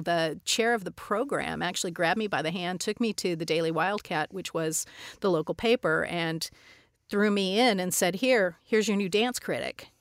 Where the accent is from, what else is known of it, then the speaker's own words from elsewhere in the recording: Tucson, Arizona, United States; I grew up in Tucson, Arizona